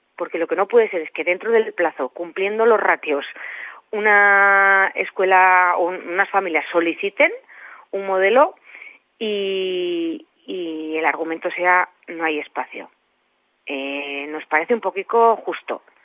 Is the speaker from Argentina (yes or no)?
no; La Ribera, Navarre, Spain; yo que vengo de la Ribera